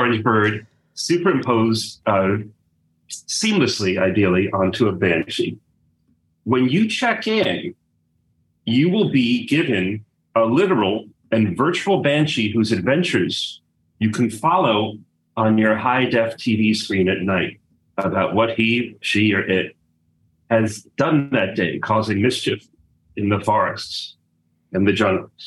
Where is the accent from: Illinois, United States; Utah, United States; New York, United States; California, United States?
New York, United States; I'm from New York